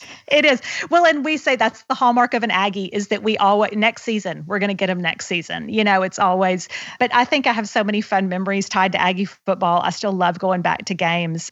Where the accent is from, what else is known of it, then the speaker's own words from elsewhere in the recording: Houston, Texas, United States; I was raised in Houston, Texas